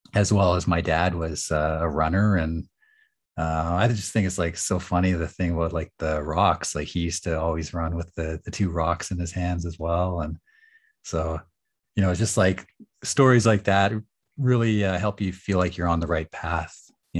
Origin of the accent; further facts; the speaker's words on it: Nanaimo, British Columbia, Canada; also born or lived in Edmonton, Alberta; I was born in Edmonton, and I lived there for several years. So I was about 8, and then I moved to Nanaimo, and spent the winters in the school year rather in Nanaimo